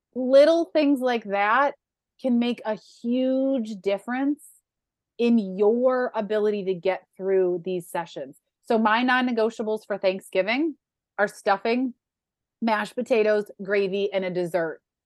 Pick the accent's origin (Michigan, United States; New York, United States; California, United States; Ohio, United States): New York, United States; Western; moved away; I grew up in Western New York where buffalo wings are a thing.